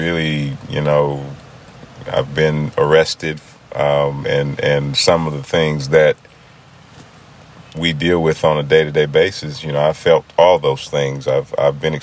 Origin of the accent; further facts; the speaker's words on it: McDowell County, West Virginia, United States; growing up in McDowell County, West Virginia